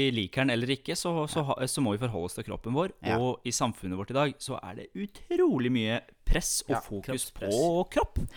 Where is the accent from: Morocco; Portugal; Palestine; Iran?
Iran; Jeg er jo fra Iran